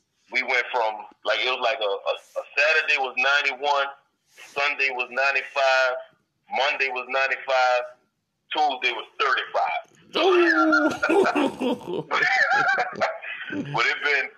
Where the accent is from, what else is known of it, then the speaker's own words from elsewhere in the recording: New Orleans, Louisiana, United States; now in Colorado, United States; I grew up in the Seven Ward in the east